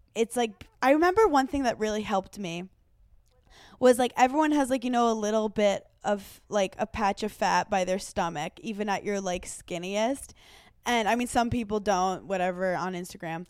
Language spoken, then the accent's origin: English; Italy; I'm from Italy